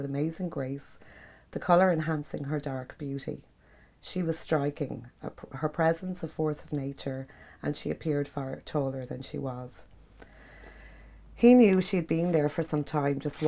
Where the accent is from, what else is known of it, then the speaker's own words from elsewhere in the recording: Kilmore Quay, County Wexford, Ireland; I grew up down in Kilmarnock. I chased fishermen up and down the pier in Kilmarnock